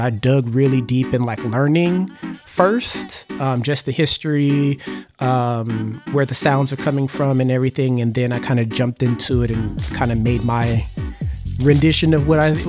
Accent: Germany; I also, like I said, growing up in Germany, having access to German MTV as well as British MTV

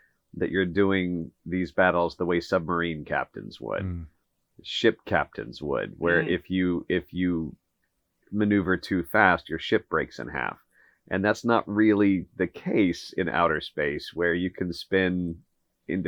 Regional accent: Kansas, United States; public school growing up in Kansas

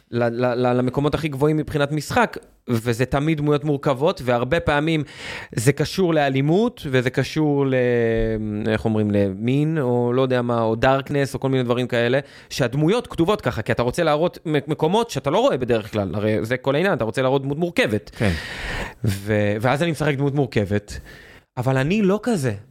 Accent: Or Yehuda, Tel Aviv District, Israel; אני גדלתי, אני גדלתי באור יהודה

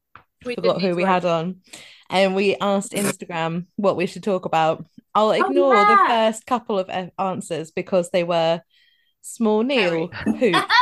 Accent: Galloway, Scotland, United Kingdom; I'm from Galloway. It's basically Northern Ireland

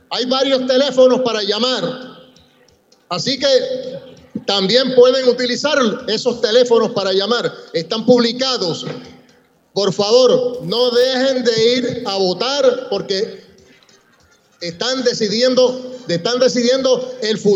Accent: Puerto Rico; Yo soy boricua y porque mi amor es Puerto Rico

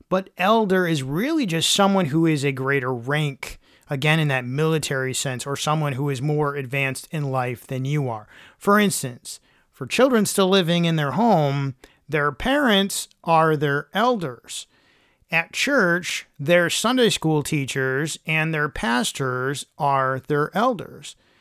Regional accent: Michigan, United States; I grew up in Michigan where there were tons of leaves to rake in the fall

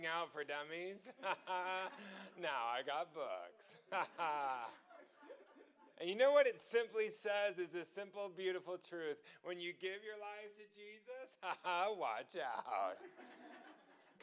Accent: Los Angeles, California, United States; I grew up in Los Angeles

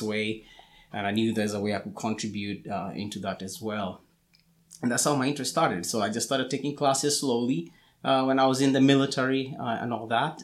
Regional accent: Kenya; moved away as an adult; also born or lived in Atlanta, Georgia; now in United States; I was born in Kenya. That's where I grew up

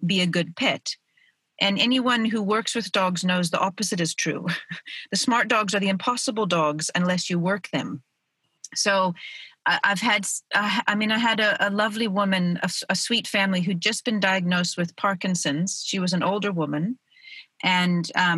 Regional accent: Oregon, United States; moved away as an adult; now in South Africa; I was born in Oregon, and then when I was 25, I moved to South Africa

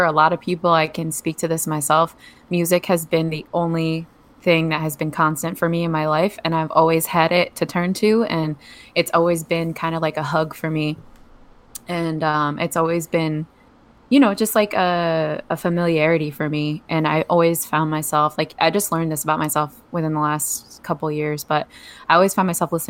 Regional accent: New Jersey, United States; moved away as an adult; also born or lived in Colorado; now in Maui, United States; I'm from New Jersey. Very proud to be from New Jersey. It's got a lot to do with me as a human. I grew up there.

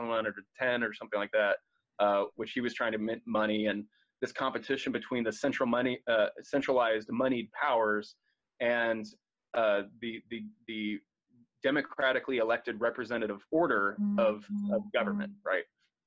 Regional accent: United States

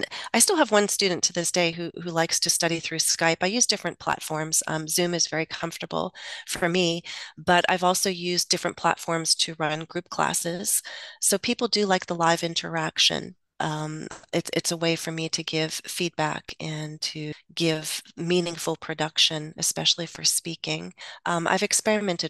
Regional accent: United States; first language English; also born or lived in Russia; I am American. I think in English

